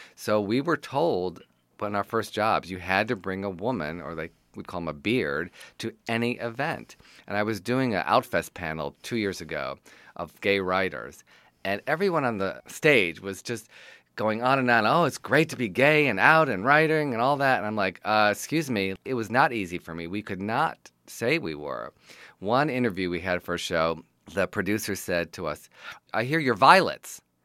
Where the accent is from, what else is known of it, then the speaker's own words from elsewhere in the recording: Detroit, Michigan, United States; I'm from Detroit, Michigan, and I'm a writer, producer, director, and teacher